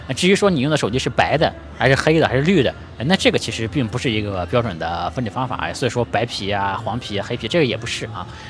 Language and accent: Chinese; Shandong, China; moved away; 我是一个山东人